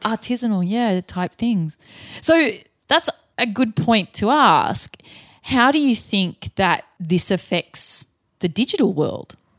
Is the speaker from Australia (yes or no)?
yes; Australia